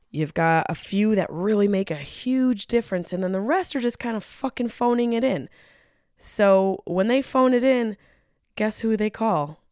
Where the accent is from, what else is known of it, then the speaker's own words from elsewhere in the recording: Syracuse, New York, United States; my hometown of Syracuse, New York